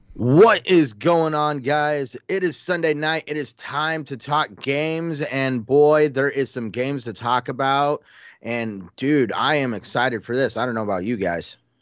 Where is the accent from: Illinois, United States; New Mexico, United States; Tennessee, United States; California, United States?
New Mexico, United States; Albuquerque; I grew up in Albuquerque near Kirkland Air Force Base